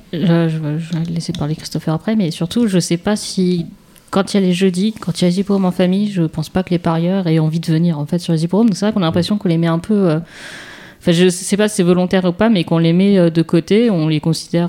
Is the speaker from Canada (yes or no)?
no; Paris, Île-de-France, France; en tant que parisienne, ce que je suis plutôt